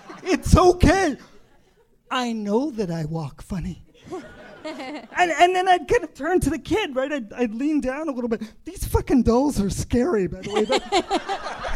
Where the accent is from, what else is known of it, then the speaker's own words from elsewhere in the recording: Indiana, United States; I grew up in Indiana